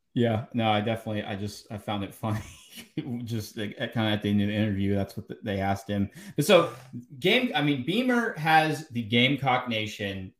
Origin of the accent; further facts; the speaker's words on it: Atlanta, Georgia, United States; moved away; I'm from Atlanta